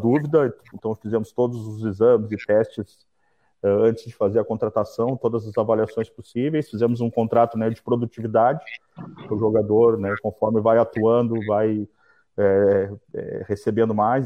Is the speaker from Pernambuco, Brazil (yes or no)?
no; Porto Alegre, Rio Grande do Sul, Brazil; now in Florianópolis, Brazil; sou de Porto Alegre